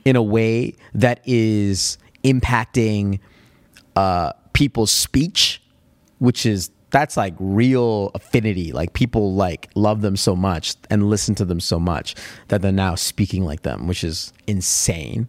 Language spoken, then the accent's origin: English; Alberta, Canada; accent: Canadian; I don't think that Alberta has an accent, but maybe there is a, a subtle accent